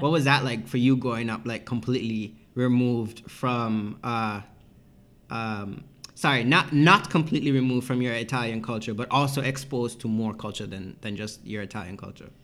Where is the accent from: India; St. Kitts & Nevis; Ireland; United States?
St. Kitts & Nevis; now in Toronto, Canada; growing up in St. Kitts